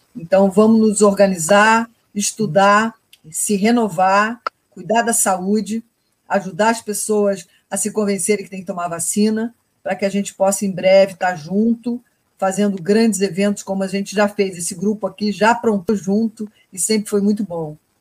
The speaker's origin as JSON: {"language": "Portuguese", "country": "Brazil", "said": "a gente é brasileiro"}